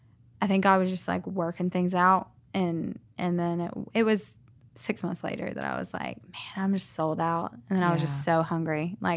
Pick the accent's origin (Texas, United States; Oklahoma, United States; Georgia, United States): Georgia, United States; Savannah; now in Birmingham, United States; I'm from Savannah. I've just moved here not too long ago.